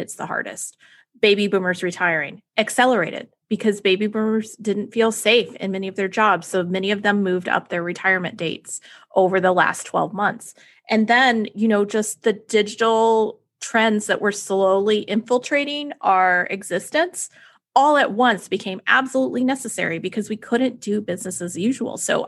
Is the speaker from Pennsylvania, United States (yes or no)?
no; Texas, United States; tornado drills in Texas for me